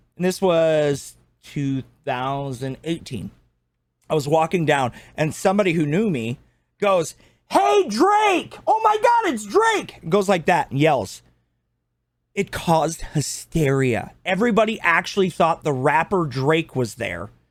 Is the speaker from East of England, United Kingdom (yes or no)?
no; Scotland, United Kingdom; I'm Scottish